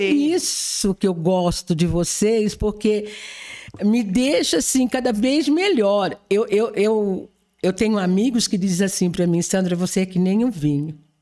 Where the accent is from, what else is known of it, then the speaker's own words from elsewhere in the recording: Jabuticabal, São Paulo, Brazil; now in Batatais, Brazil; Porque eu não sou de Batatais, mas eu sou de Jabuticabal